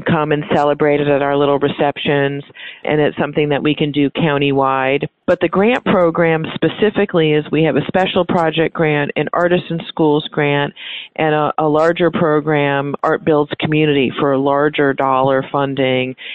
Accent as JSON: {"language": "English", "town": "North Chicago", "region": "Illinois", "country": "United States", "moved": "as an adult", "lives_now": "Key West, United States", "said": "I'm originally from North Chicago"}